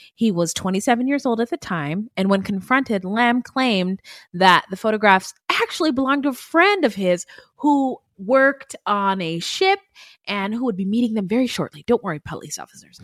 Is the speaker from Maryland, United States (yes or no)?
no; Arizona, United States; my home state